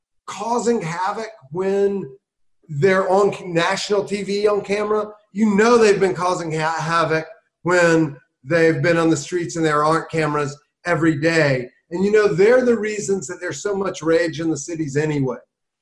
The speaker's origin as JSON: {"language": "English", "region": "South Carolina", "country": "United States", "tie": "born or raised there", "said": "I grew up in South Carolina, I got arrested for weed 3 times by the time I was 19."}